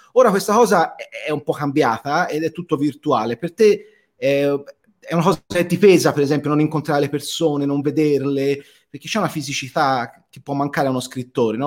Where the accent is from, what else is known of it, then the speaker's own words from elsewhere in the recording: Florence, Tuscany, Italy; also born or lived in Rome; come si sente dall'accento eh, di Bergamo, io sono, sono, sono fiorentino, molto attaccato alle mie radici